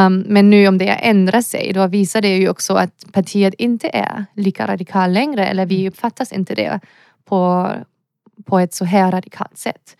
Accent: Germany; Swedish is a second language; moved away as an adult; also born or lived in Lund, Sweden; now in Gothenburg, Sweden; Jag som en tysk person eller europeisk person

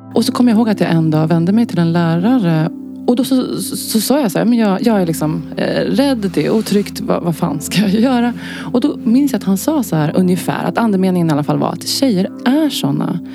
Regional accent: Stockholm, Stockholm County, Sweden; Jag är eh, född och uppvuxen i Stockholm och bor här än idag.

